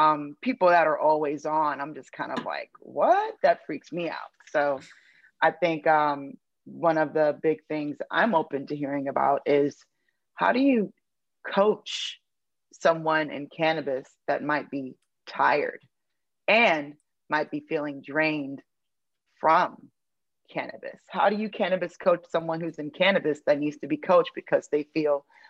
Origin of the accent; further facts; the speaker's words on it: Detroit, Michigan, United States; now in East Coast, United States; I'm originally from Detroit